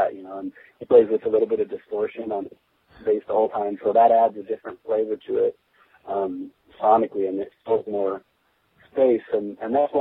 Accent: Albany, California, United States; I'm from Albany, which is nearby

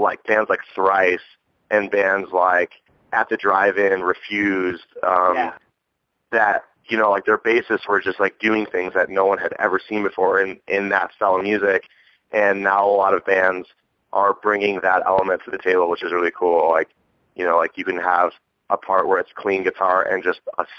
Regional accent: Buffalo, New York, United States; now in Phoenix, United States; I grew up in Buffalo

